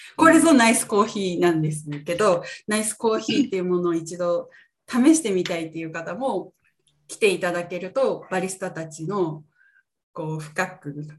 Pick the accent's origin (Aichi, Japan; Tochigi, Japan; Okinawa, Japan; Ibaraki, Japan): Ibaraki, Japan; 私は茨城県、関東の茨城県出身なんですけど